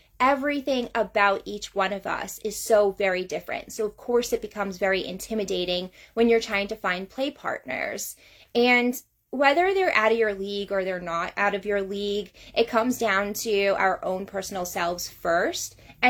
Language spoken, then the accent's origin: English; Georgia, United States; I'm from North Georgia area.